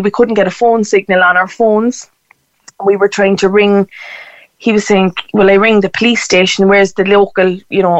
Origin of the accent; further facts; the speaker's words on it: Cork, Munster, Ireland; I'm from Cork City